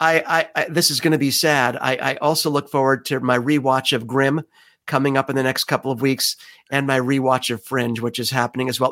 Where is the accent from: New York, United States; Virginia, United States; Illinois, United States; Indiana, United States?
New York, United States; New York City; that's my hometown